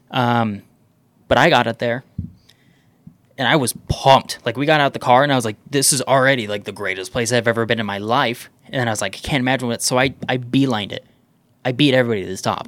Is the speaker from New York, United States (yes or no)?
no; Southern Utah, United States; I grew up in Southern Utah